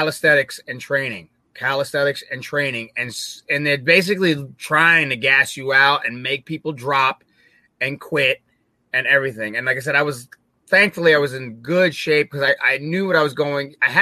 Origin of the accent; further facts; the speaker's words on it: United States; as an American, as a gaijin